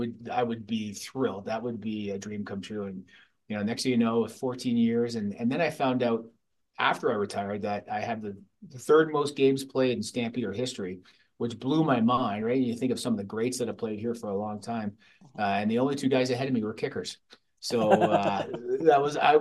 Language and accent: English; London, Ontario, Canada; now in Calgary, Canada; Growing up in London